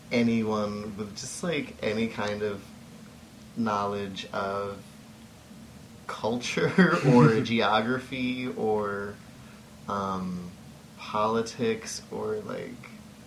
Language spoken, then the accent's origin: English; St. Louis, Missouri, United States; now in Burlington, United States; I grew up in St. Louis